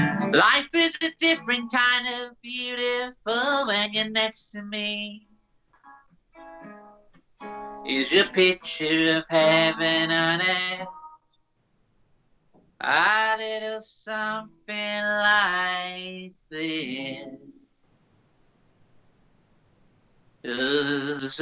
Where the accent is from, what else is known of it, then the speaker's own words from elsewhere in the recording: near Liverpool, North West England, United Kingdom; I'm from near Liverpool